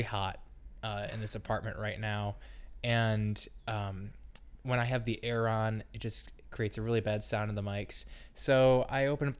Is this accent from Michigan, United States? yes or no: yes; Grand Rapids, Michigan, United States; my hometown Grand Rapids